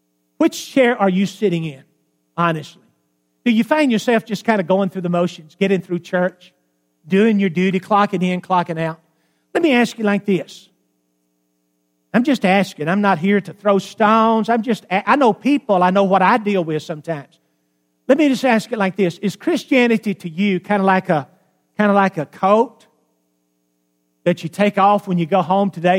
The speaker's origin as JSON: {"language": "English", "region": "Alabama", "country": "United States", "tie": "born or raised there", "said": "I grew up in Alabama"}